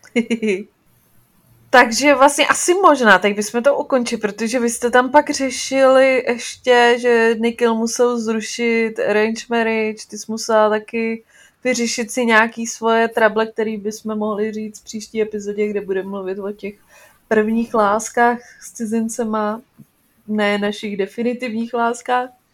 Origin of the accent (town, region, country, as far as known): Czechia